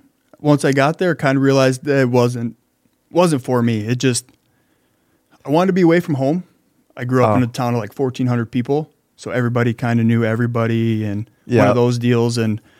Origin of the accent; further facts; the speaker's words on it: Illinois, United States; I grew up in North Central Illinois. Small farming community.